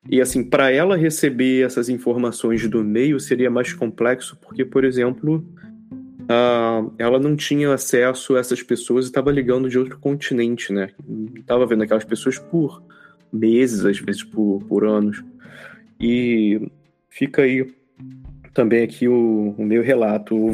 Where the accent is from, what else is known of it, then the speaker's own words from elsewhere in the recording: Rio de Janeiro, Brazil; a gente pô, cresci lá no, no Rio, né, e tal.